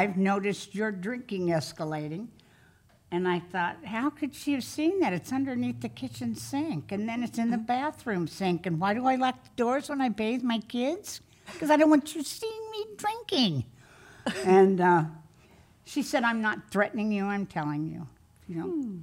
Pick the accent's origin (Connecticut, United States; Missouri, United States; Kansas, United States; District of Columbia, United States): Kansas, United States; now in California, United States; I was born and raised in Kansas